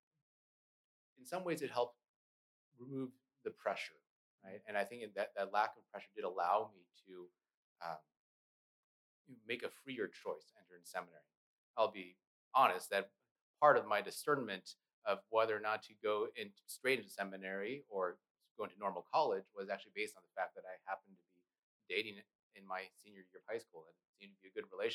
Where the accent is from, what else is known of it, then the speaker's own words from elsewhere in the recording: Pasco, Washington, United States; they had sent me to Catholic school growing up in Pasco